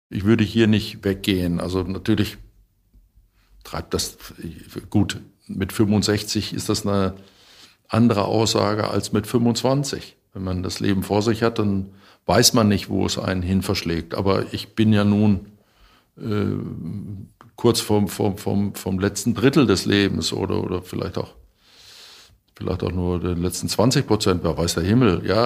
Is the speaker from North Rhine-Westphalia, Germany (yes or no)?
yes; Rheda-Wiedenbrück, North Rhine-Westphalia, Germany; Reda-Wiedenbrück ist meine Heimat